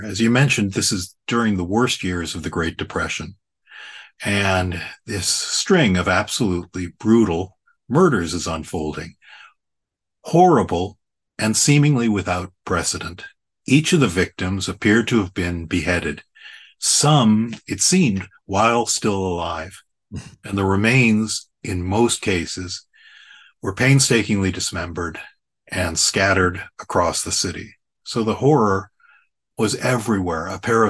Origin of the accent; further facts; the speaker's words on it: Cleveland, Ohio, United States; As you mentioned, I grew up in Cleveland, and I was at an overnight camp, and we were roasting marshmallows around a campfire